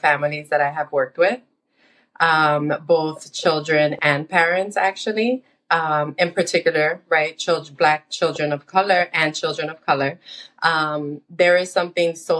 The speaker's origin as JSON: {"language": "English", "town": "New York City", "region": "New York", "country": "United States", "tie": "born or raised there", "said": "I was born and raised in the United States. and I grew up in the Washington Heights area of Manhattan"}